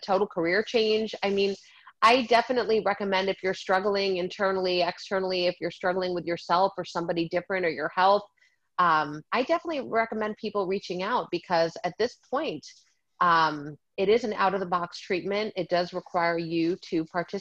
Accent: New York, United States; also born or lived in New Jersey; now in Miami Beach, United States; I'm from New York. I lived in New Jersey 21 years. I'm in Miami Beach now

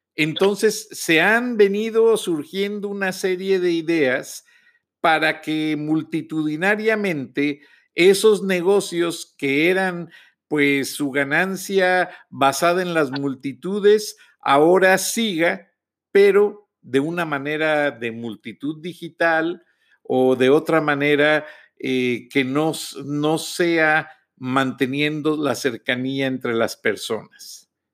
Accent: Mexico; como decimos en México

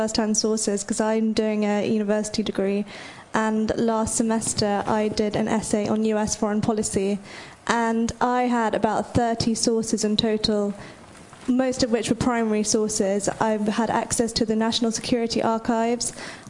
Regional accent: London, United Kingdom; I'm from London.

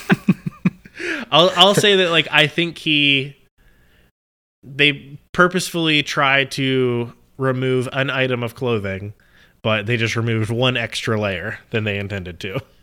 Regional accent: Pittsburgh, Pennsylvania, United States; I was born in Pittsburgh

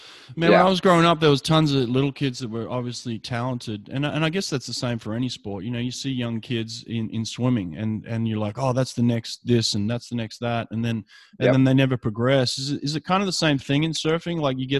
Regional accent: Sydney, New South Wales, Australia; when I was growing up, I grew up in Maroubra. You know, it's pretty famous for some of its surfers, you know?

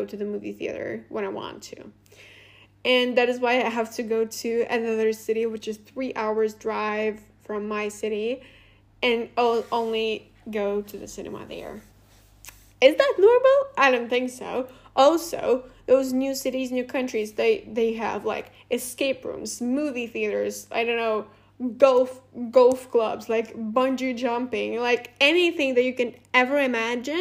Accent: Latvia; first language Russian; English is a second language; it is not very convenient also to live here for me, for example, because my native language is also Russian

